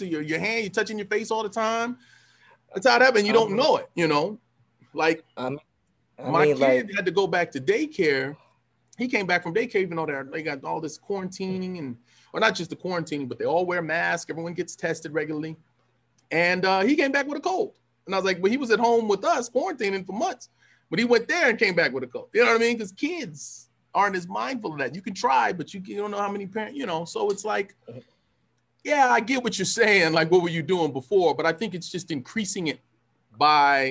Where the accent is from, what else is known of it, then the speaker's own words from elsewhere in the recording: California, United States; I'm from California